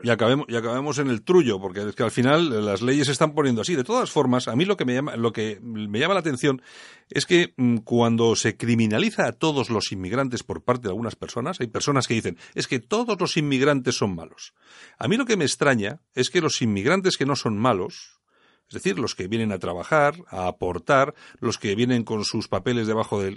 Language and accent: Spanish; Bilbao, Basque Country, Spain; en Bilbao somos así